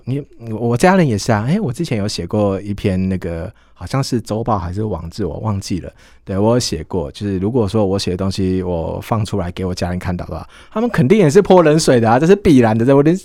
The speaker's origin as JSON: {"language": "Chinese", "region": "southern Taiwan", "country": "Taiwan", "said": "对我们南部人"}